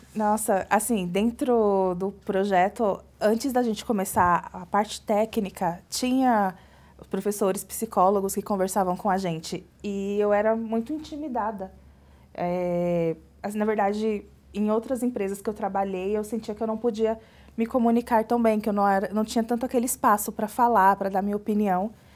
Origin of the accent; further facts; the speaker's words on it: Bahia, Brazil; moved away as an adult; now in São Paulo, Brazil; eu sou baiana, né, mas moro em São Paulo. E engraçado que quando eu morava na Bahia